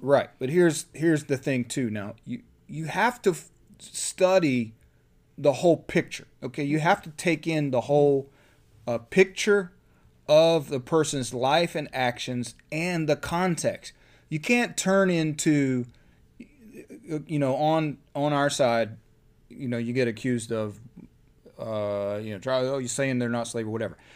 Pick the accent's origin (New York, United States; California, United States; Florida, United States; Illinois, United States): Florida, United States; Columbia County; my hometown